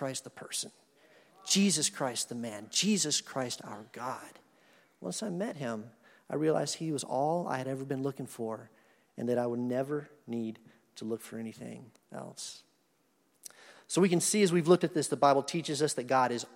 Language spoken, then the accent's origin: English; Madison, Wisconsin, United States; I was born in Madison, Wisconsin. My parents were going to graduate school there in 1966